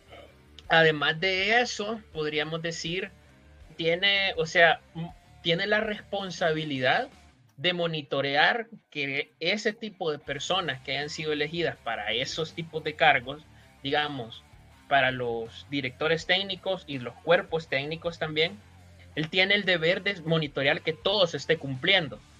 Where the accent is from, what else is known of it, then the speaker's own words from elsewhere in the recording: El Salvador; como salvadoreño aficionado al fútbol